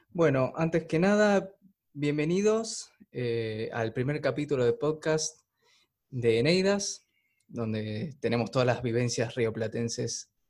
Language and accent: Spanish; Uruguay; Somos uruguayos